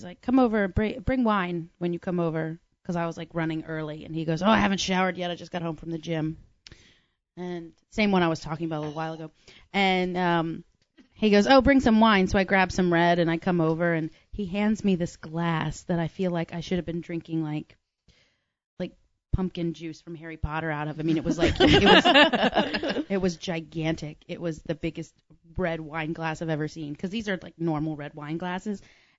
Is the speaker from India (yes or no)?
no; Ireland; My dad's from Kildare. Like my, I said, I'm Irish too.